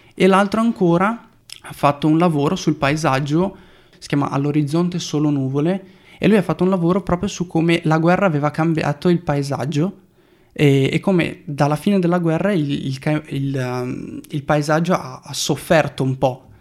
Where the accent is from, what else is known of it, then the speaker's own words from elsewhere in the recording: Brazil; E le foto a colori in Brasile, che poi è il mio paese